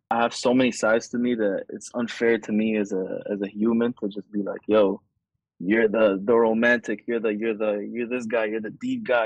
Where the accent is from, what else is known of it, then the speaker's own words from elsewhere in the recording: Saudi Arabia; moved away; also born or lived in Egypt; I grew up in Saudi